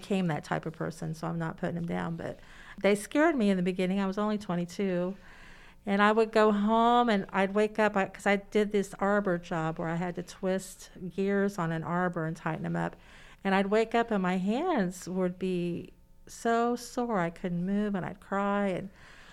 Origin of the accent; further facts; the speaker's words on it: Muncie, Indiana, United States; I'm from Muncie. Went to Southside High School.